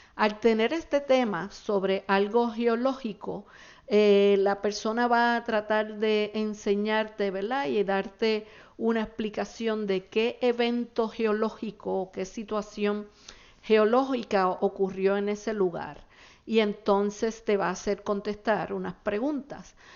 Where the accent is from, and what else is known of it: Puerto Rico